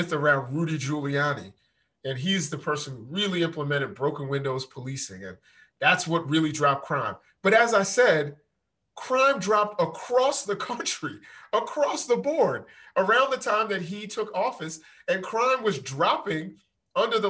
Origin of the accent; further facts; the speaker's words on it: New York, United States; I'm from Spanish Harlem, which is different than, you know, West Harlem